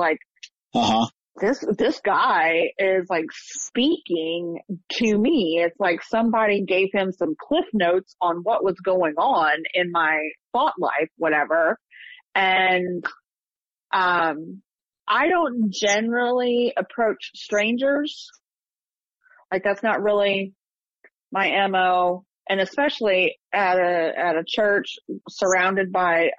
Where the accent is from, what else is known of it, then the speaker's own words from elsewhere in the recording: small town Ohio, United States; also born or lived in Columbus, Ohio; In my college years, I moved from small town Ohio to Columbus, Ohio